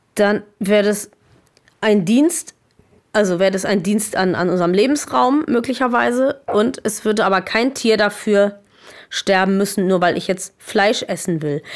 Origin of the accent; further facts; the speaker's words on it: Germany; bei uns in Deutschland